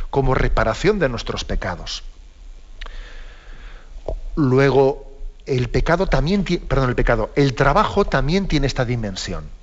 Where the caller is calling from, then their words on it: Madrid, Community of Madrid, Spain; de Madrid.